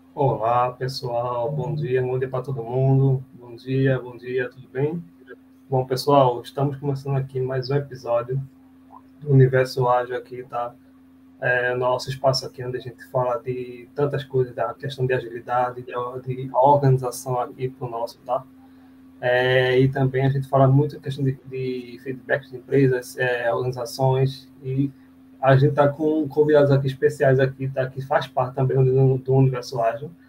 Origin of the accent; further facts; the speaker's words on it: Recife, Pernambuco, Brazil; sou de Recife, aqui Pernambuco. Meu sotaque já entrega